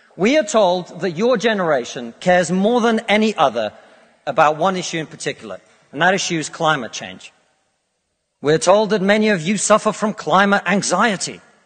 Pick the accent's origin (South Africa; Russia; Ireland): Russia; now in United Kingdom; I come from Russia, which is not a poor country, it's a middle income country.